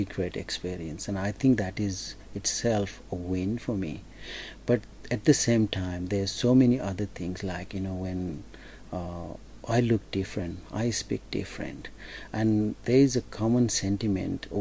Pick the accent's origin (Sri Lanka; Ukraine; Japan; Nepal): Nepal; now in Toowoomba, Australia; I come from Nepalese community background and I represent Nepalese community